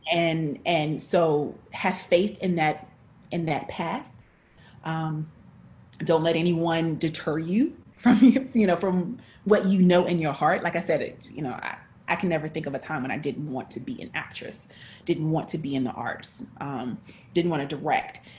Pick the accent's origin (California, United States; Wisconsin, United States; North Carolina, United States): North Carolina, United States; I'm from North Carolina. Uh, I'm a country girl